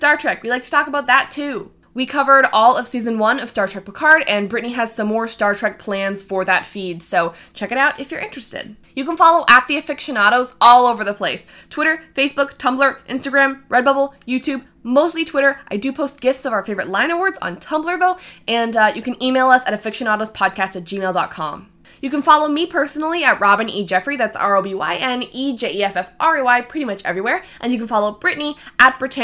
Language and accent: English; Canada; We're all Canadian here